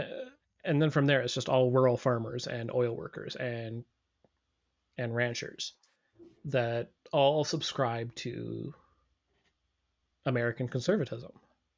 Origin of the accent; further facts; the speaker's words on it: Alberta, Canada; also born or lived in Toronto; I grew up here in Alberta. Yeah.